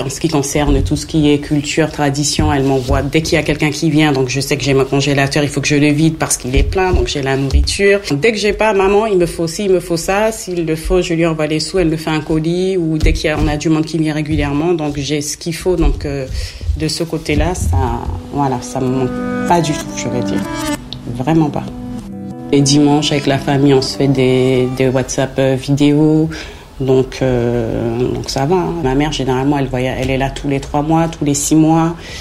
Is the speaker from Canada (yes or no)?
no; French Guiana; moved away as an adult; j'ai quitté la Guyane en 2010